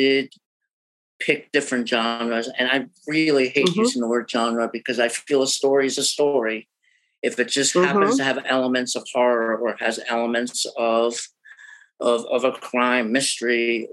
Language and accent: English; New Jersey, United States; now in Boston, United States; I'm originally from New Jersey